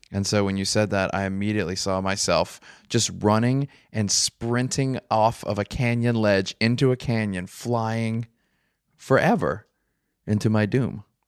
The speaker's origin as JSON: {"language": "English", "town": "New Orleans", "region": "Louisiana", "country": "United States", "said": "I'm from New Orleans"}